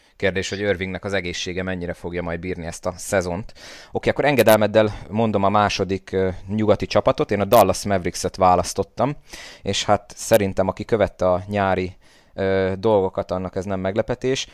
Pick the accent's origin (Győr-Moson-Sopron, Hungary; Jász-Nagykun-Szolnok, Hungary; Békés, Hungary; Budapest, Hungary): Jász-Nagykun-Szolnok, Hungary; Szolnok; én mint szolnoki